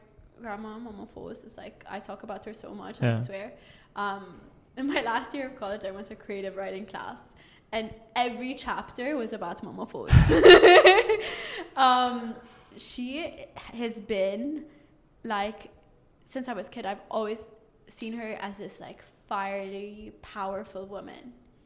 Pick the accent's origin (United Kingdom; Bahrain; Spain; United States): Bahrain; moved away; also born or lived in Dubai; I'm from Bahrain.